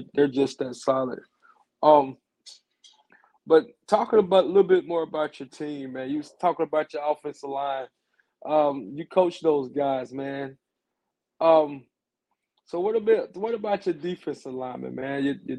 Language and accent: English; Andalusia, Alabama, United States; I'm a big Andalusian man. I'm from Andalusia.